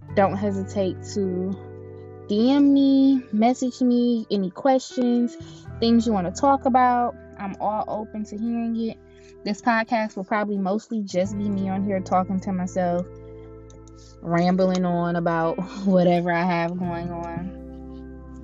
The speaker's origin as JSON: {"language": "English", "town": "Cleveland", "region": "Ohio", "country": "United States", "tie": "born or raised there", "said": "I grew up in Cleveland, Ohio"}